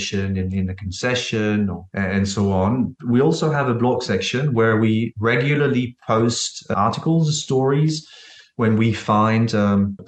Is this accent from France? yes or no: yes; France; also born or lived in Indonesia; I came back to my home country in France